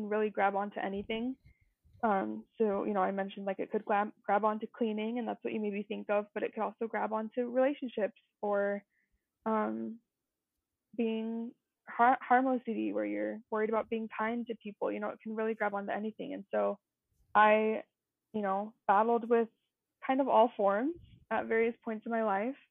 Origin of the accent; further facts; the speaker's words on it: Utah, United States; So I grew up here in Utah and I've lived here forever